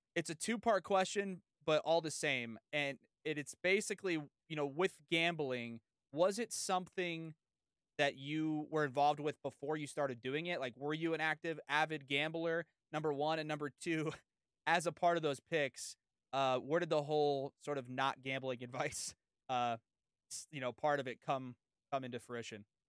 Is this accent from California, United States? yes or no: yes; San Diego, California, United States; I've lived in, I grew up in San Diego.